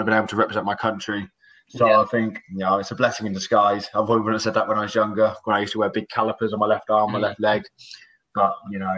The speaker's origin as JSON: {"language": "English", "area": "Oxfordshire", "region": "South East England", "country": "United Kingdom", "said": "I'm from Oxfordshire"}